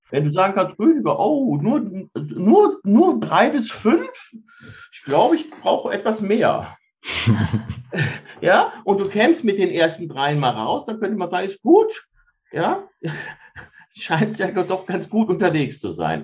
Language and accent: German; Cologne-Bonn area, North Rhine-Westphalia, Germany; ich komme aus der Ecke Köln-Bonn